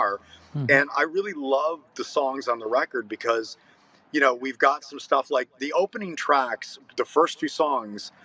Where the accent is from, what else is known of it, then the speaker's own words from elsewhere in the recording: United States; we're from the United States